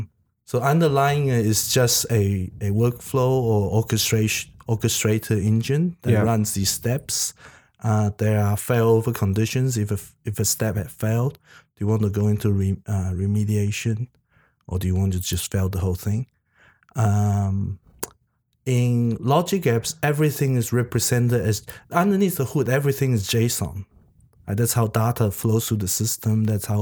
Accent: Taiwan; English is a second language; also born or lived in New Zealand; now in Sydney, Australia; I was originally from Taiwan, and right. I learned English the American way. And then I went to New Zealand. I was in New Zealand for about 8 years.

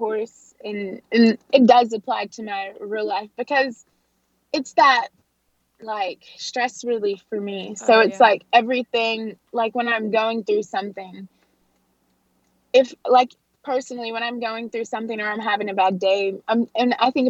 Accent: Fort Smith, Arkansas, United States; the Old Fort Days rodeo in my hometown

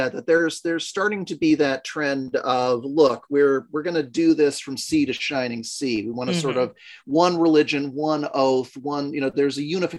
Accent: United States; As an American in 2022

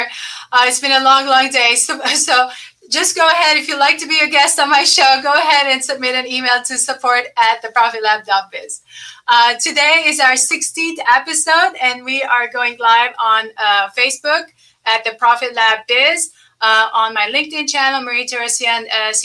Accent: Lebanon; moved away; I was born and raised in Lebanon in the middle of war. So all I know from the time I was born was like war until I left the country

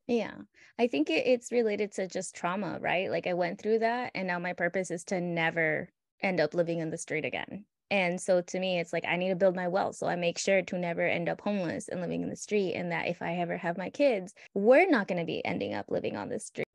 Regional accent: United States; born in the United States, growing up in the United States

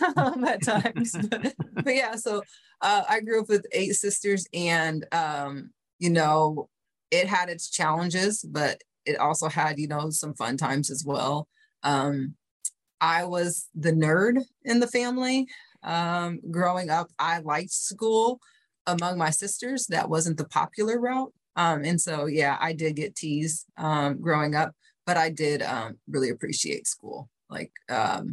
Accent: Fort Dodge, Iowa, United States; also born or lived in Cedar Rapids, Iowa; I grew up in Iowa. We actually lived in a larger city, Cedar Rapids, Iowa. And then around the time I was five, my dad wanted to go into nursing school. And so we moved to Fort Dodge

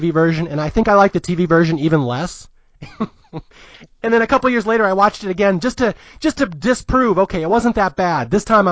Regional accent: Seattle, Washington, United States; I am from Seattle.

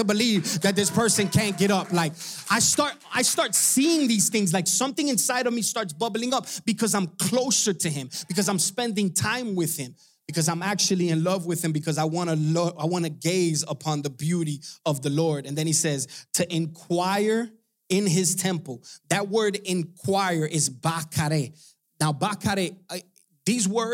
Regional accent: Hialeah, Florida, United States; I'm from Hialeah. We don't have no farming.

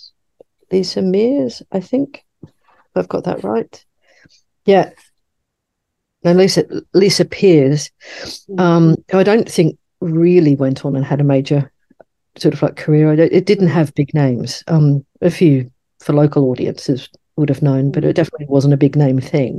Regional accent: Sydney, New South Wales, Australia; where I grew up in Sydney, we had certainly Australia's first children's bookshop.

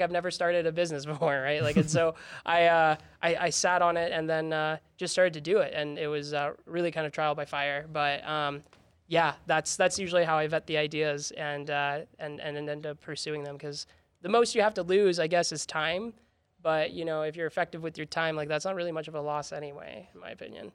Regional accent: House District 42, Utah, United States; born or raised there; also born or lived in Texas

